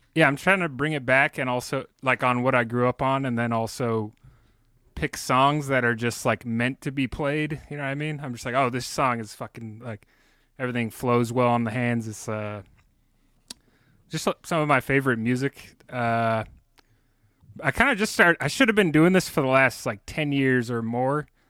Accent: San Jose, California, United States; I grew up in San Jose in California

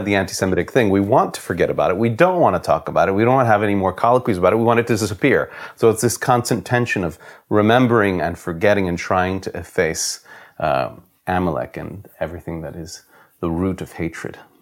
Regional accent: New York, United States; now in France; I was born in New York, in the United States, and I moved to France in nineteen ninety-nine.

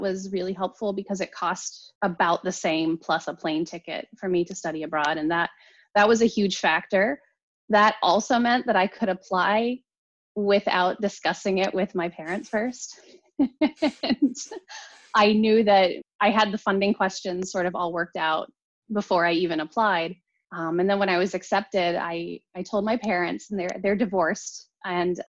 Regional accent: outside of Pittsburgh, Western Pennsylvania, United States; I grew up outside of Pittsburgh in Western Pennsylvania

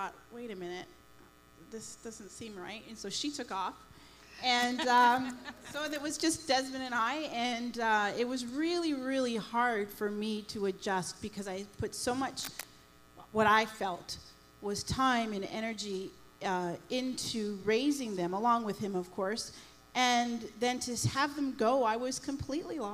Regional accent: Toronto, Ontario, Canada; now in Windsor, Canada; We're not from Windsor. We're from Toronto.

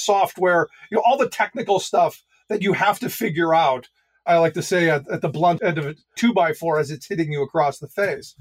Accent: Cleveland, Ohio, United States; also born or lived in Allentown, Pennsylvania; now in Carlisle, United States; the people I had grown up around in Cleveland

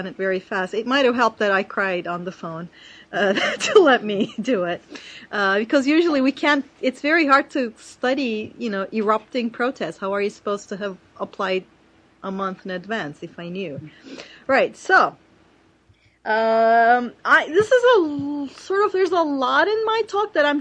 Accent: Turkey; it was my home country where I knew the politics inside out

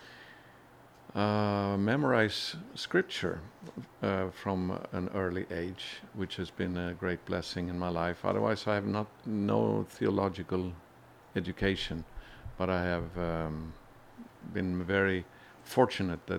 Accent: Sweden; I was born in Sweden and grew up in a Christian home

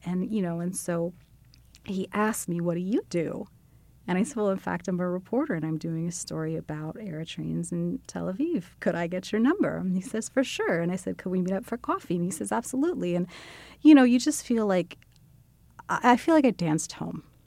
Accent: United States; as an American Jew who does not speak anything close to fluent Hebrew

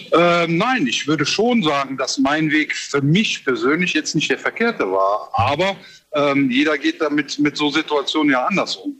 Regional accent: Cologne, North Rhine-Westphalia, Germany; Ich bin aus Köln.

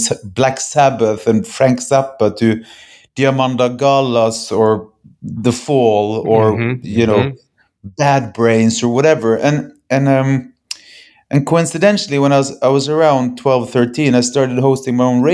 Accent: Bergen, Vestland, Norway; We come from Bergen, Norway. That's a tiny little place on the west coast of Norway

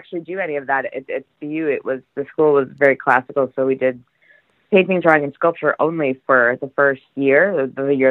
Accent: Franklin, Massachusetts, United States; I grew up in Franklin, Mass

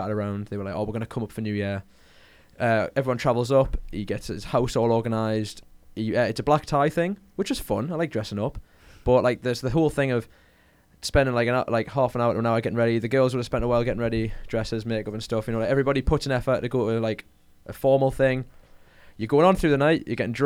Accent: Newcastle upon Tyne, North East England, United Kingdom; got myself from Newcastle upon Tyne.

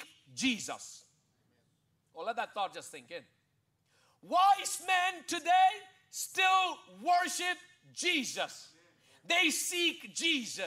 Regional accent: India; I'm an Indian

